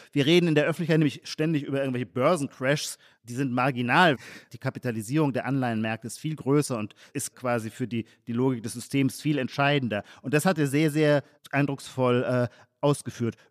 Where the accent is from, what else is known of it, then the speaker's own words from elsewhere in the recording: Heidelberg, Baden-Württemberg, Germany; in meiner Heimatstadt Heidelberg